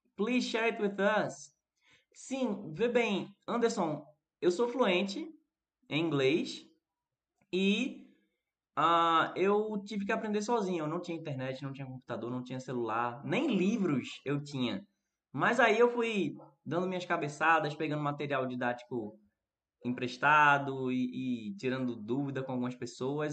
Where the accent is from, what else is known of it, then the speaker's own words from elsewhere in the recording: Recife, Pernambuco, Brazil; eu sou do Recife, né? Sou brasileiro.